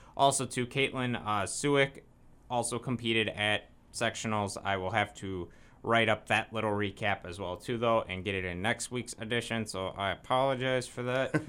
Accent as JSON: {"language": "English", "town": "Janesville", "region": "Wisconsin", "country": "United States", "tie": "born or raised there", "moved": "yes", "said": "I guess it's technically my hometown. I was born in Janesville"}